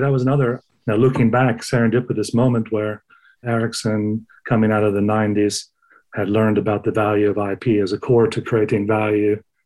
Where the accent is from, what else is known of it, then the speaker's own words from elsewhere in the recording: United States; moved away as an adult; also born or lived in Sweden; I grew up in the United States